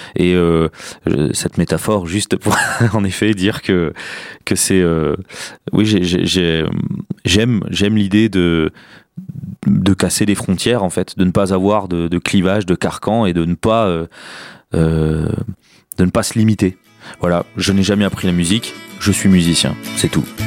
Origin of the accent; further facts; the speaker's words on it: Chartres, Centre-Val de Loire, France; now in Orléans, France; Je suis né à Chartres, donc dans une famille modeste